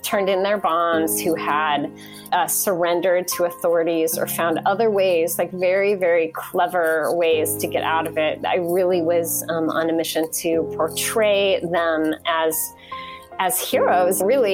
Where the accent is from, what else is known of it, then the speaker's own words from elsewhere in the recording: United States; I'm white, I'm a woman, I'm from America